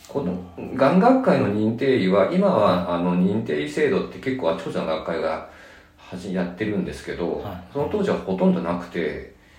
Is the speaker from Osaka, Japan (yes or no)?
no; Nagano, Japan; now in Tokyo, Japan; 僕は長野の出身ですね